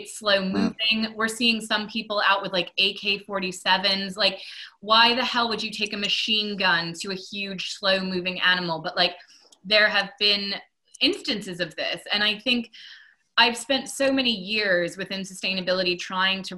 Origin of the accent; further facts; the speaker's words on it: Maine, United States; I'm from Maine